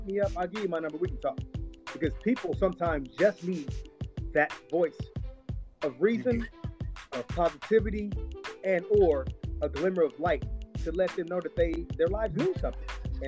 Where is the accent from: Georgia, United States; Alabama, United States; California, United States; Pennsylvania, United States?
Georgia, United States; born there; And I was born outside of Atlanta, Georgia, near Conyers, on a dirt road.